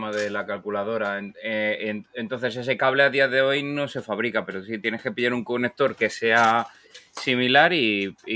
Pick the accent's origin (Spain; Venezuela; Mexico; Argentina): Spain